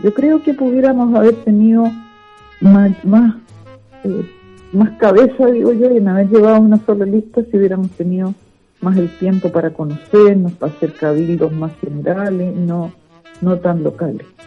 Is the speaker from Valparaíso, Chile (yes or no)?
yes; Viña del Mar, Valparaíso, Chile; also born or lived in Villa Alemana / Playa Ancha / Quilpué; nací en Viña del Mar un 9 de noviembre de 1952